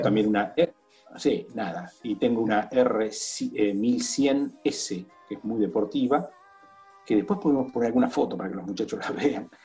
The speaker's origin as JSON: {"language": "Spanish", "town": "Buenos Aires", "country": "Argentina", "also_born_or_lived": "Italy", "moved": "as an adult", "said": "Yo estaba viviendo en Italia, tengo casa en Italia, volví a Buenos Aires"}